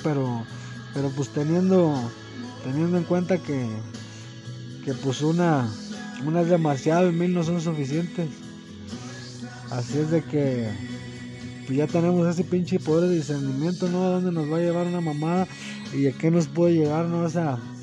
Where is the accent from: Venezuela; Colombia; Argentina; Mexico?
Mexico; Somos mexicanos.